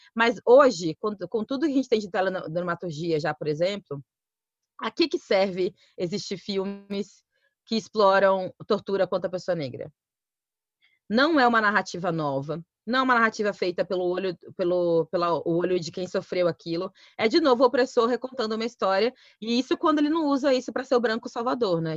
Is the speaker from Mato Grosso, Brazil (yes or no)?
yes; Cuiabá, Mato Grosso, Brazil; Eu sou de Cuiabá, Mato Grosso